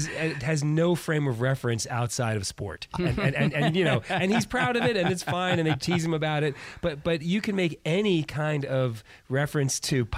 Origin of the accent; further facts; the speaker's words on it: New York City, New York, United States; I grew up in the Bronx, New York, in an apartment building.